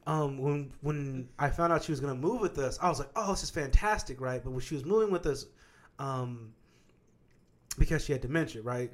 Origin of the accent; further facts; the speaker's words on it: Kansas, United States; I'm from Kansas